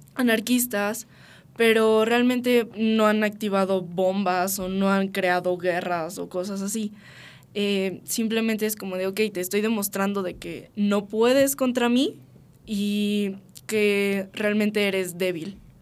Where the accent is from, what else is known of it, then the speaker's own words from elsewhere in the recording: Mexico; en nuestro país, que es lo que nos incumbe como mexicanos